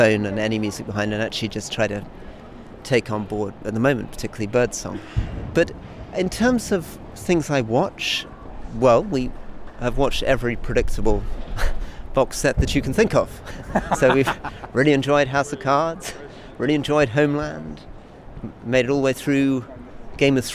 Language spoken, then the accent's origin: English; Scotland, United Kingdom; me as a Scot